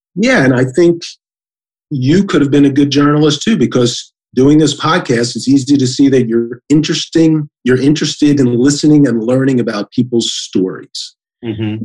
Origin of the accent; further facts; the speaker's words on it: Philadelphia, Pennsylvania, United States; moved away as an adult; also born or lived in Washington, D.C.; now in Columbus, United States; I'm from Philadelphia. We pronounce it veteran